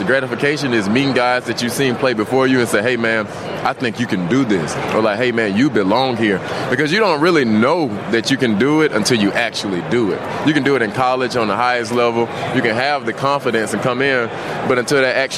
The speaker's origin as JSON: {"language": "English", "region": "Georgia", "country": "United States", "said": "I'm a country guy, man. I'm from Georgia"}